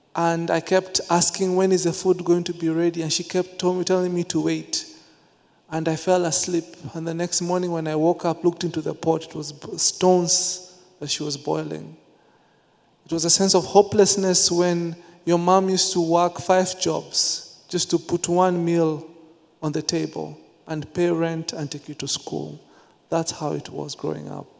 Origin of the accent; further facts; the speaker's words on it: Nairobi, Kenya; growing up in the slums of Nairobi, Kenya